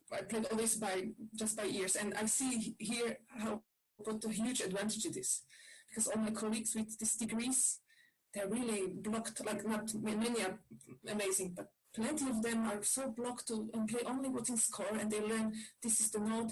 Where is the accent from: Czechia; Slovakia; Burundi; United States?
Slovakia; Bratislava, Bratislava Region; moved away; I come from Bratislava